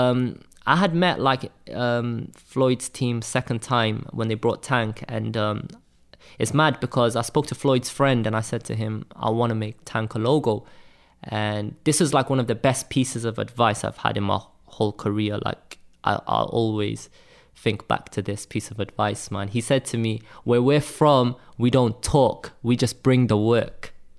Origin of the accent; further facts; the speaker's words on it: Cardiff, Wales, United Kingdom; I'm not from London, I'm from Wales.